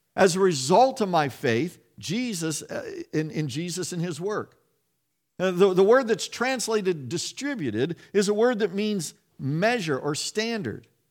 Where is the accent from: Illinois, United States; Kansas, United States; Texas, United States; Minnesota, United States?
Kansas, United States; moved away; I grew up around farmers in Kansas.